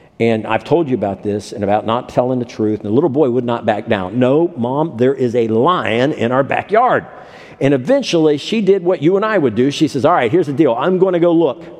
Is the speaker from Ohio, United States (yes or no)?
yes; Ohio, United States; When I was growing up in Ohio